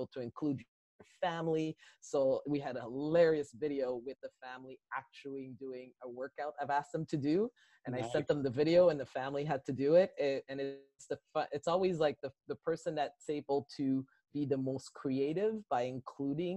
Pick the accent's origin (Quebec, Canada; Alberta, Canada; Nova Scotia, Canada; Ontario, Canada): Quebec, Canada; Sorel; I'm from Quebec. I lived in Sorel, Quebec.